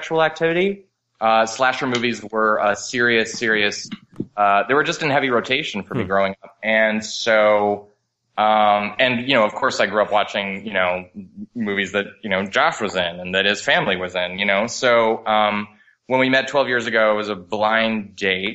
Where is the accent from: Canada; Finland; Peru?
Canada; Montreal, Quebec; I'm from Montreal originally. I was born and raised in Canada